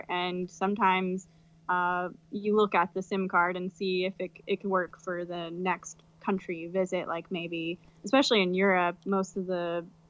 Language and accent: English; United States; because we're American